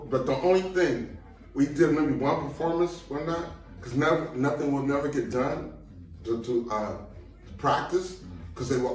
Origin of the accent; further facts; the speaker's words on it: Pasadena, California, United States; born there; Actually, that's where I was born in Pasadena.